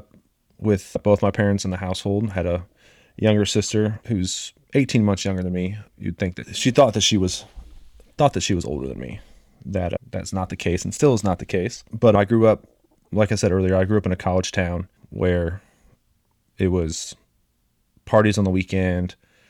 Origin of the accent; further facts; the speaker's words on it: Champaign, Illinois, United States; moved away; I grew up in Champaign, Illinois.